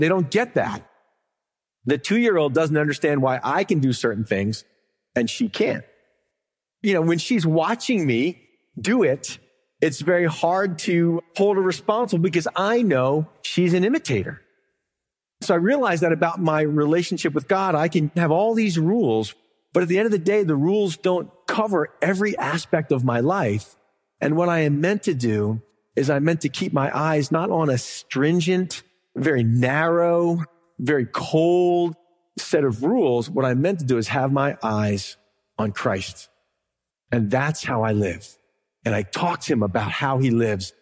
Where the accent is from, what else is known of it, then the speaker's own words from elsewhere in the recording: the South, United States; I'm from America. This is my home. I understand it here. I live here. It's not just America, but I'm from the South